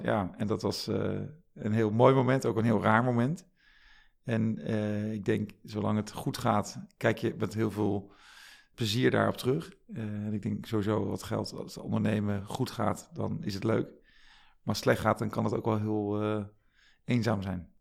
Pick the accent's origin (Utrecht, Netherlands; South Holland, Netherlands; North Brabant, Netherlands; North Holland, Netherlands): South Holland, Netherlands; The Hague; moved away as an adult; also born or lived in Groningen; opgegroeid in Den Haag met een broer en een zusje